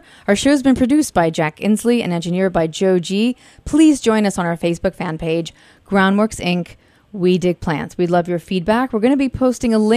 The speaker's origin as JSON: {"language": "English", "country": "Italy", "tie": "born or raised there", "moved": "yes", "said": "I was born in Italy, and I come from many, many generations of farmers"}